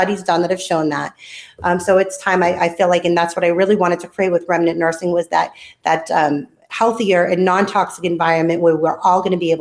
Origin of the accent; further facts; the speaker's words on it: Boston, Massachusetts, United States; moved away as an adult; now in Tennessee, United States; I'm a city girl. I'm from Boston